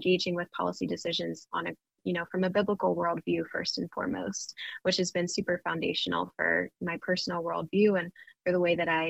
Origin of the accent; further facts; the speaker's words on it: Pennsylvania, United States; I'm from Pennsylvania, which is more of one of those purple mid-ground states